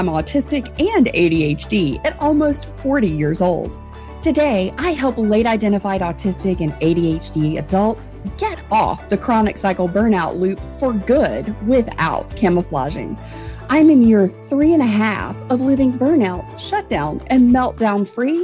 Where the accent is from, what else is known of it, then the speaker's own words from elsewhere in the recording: the South, United States; I'm from the South